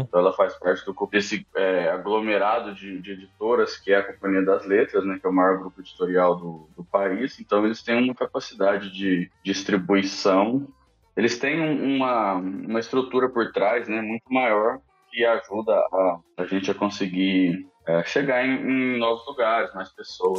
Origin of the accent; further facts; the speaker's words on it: Uberlândia, Minas Gerais, Brazil; moved away; eu morava em Uberlândia, né, interior de Minas Gerais, que é de onde eu venho.